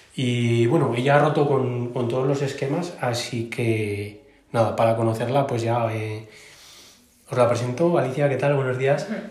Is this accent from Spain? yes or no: yes; Aragon, Spain; como buen maño